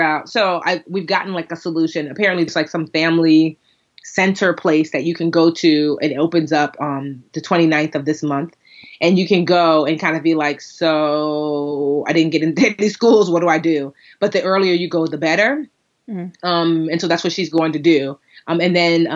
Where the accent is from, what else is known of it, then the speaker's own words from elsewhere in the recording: Westfield, New Jersey, United States; now in Newark, United States; I grew up in Westfield, which has one of the best school systems in the state.